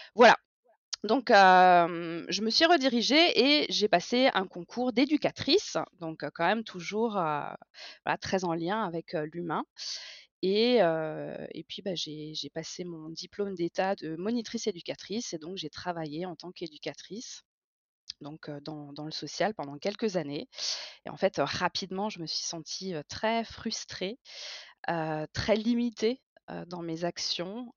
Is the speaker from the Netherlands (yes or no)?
no; Strasbourg, Grand Est, France; J'ai 36 ans et je viens de Strasbourg